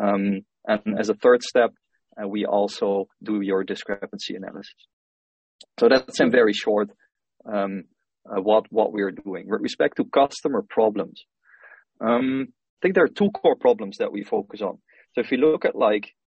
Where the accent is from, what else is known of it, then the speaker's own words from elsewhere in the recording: Helden, Limburg, Netherlands; moved away as an adult; also born or lived in Rotterdam, Netherlands; now in Singapore; I'm originally from the Netherlands. I grew up in a small town called Helden.